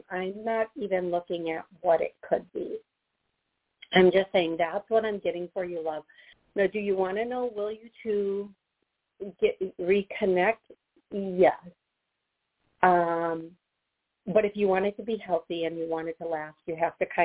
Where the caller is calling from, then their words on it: Cleveland, Ohio, United States; Um, calling from Cleveland, Ohio.